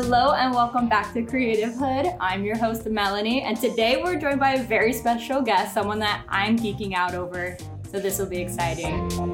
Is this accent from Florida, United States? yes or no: yes; South Florida, United States; I'm from South Florida